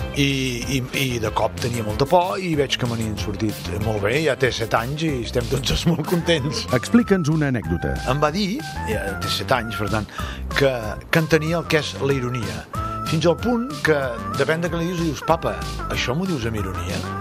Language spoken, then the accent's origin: Catalan; Constantí, Catalonia, Spain; sóc fill de Constantí